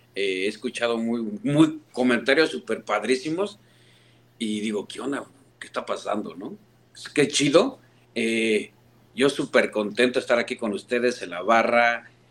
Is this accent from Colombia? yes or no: no; Mexico; also born or lived in Houston, United States; now in St. Louis, United States; soy el fanático del Cruz Azul en México